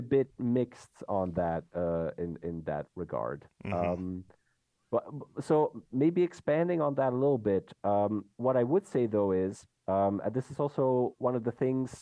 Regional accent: Belgium; now in Netherlands; I'm a Belgian person, I live and work in the Netherlands

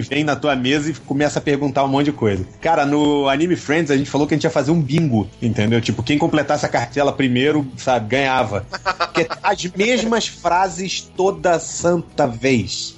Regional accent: Brazil; eu sou do Brasil

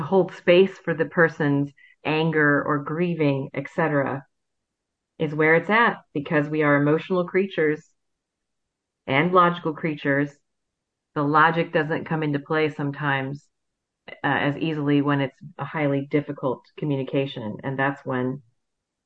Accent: Fort Wayne, Indiana, United States; born or raised there

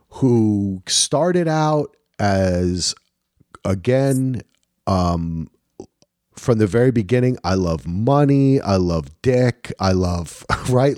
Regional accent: New Jersey, United States; I'm from New Jersey

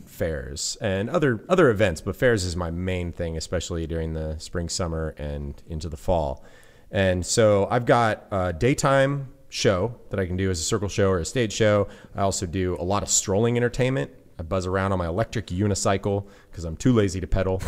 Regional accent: Central Sierras, California, United States; I grew up in the Central Sierras in California

